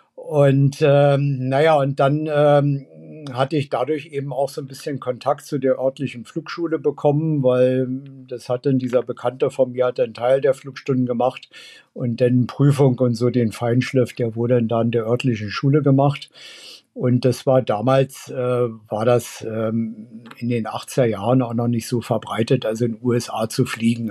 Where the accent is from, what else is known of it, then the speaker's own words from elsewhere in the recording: Berlin, Germany; Also ich bin ja in, in West-Berlin aufgewachsen